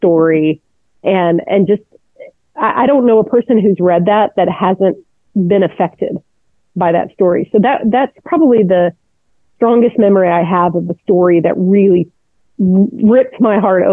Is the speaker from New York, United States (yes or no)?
no; Houston, Texas, United States; also born or lived in Atlanta, Georgia / Trinidad / Italy; we moved to a suburb of Houston when I was 8. So it was a place called Clear Lake. And so I've been here ever since